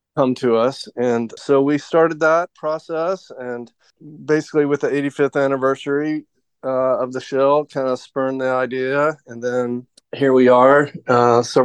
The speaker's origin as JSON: {"language": "English", "town": "Memphis", "region": "Tennessee", "country": "United States", "also_born_or_lived": "Colorado", "moved": "yes", "said": "when I got back to Memphis"}